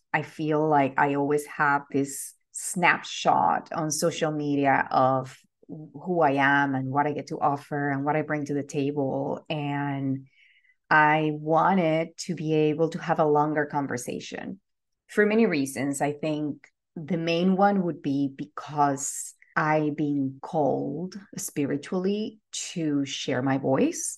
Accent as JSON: {"language": "English", "country": "Venezuela", "tie": "born or raised there", "moved": "as an adult", "said": "I am originally from Venezuela. I was born and raised there."}